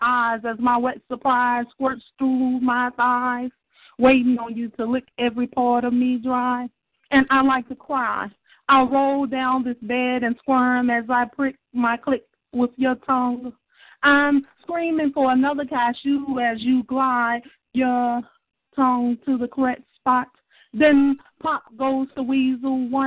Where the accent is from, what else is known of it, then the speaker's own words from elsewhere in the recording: Shreveport, Louisiana, United States; I'm from Shreveport, Louisiana, the dirty, dirty south.